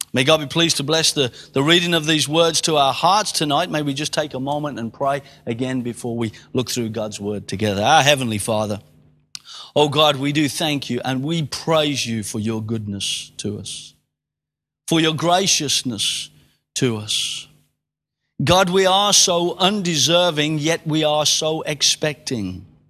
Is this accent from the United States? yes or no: no; England, United Kingdom; I am an Englishman in England.